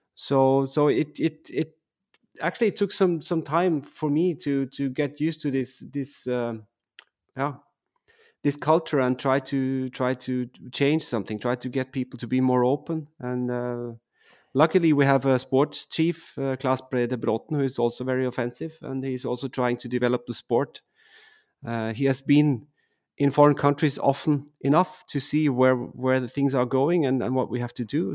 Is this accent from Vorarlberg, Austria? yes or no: no; Sankt Johann in Tirol, Tyrol, Austria; English is a second language; moved away; I grew up in a small town, uh, which is called, uh, Sankt Johan, uh, in Tirol